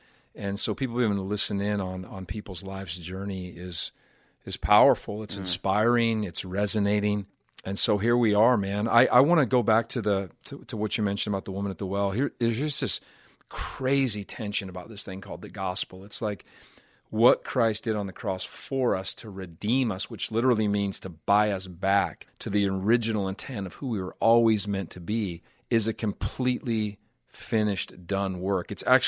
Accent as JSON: {"language": "English", "town": "Butte", "region": "Montana", "country": "United States", "tie": "born or raised there", "said": "being raised in the city that I was raised in Butte, Montana"}